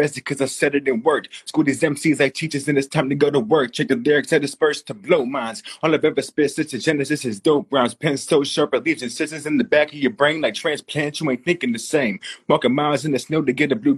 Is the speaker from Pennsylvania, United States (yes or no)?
yes; Pittsburgh, Pennsylvania, United States; I'm from Pittsburgh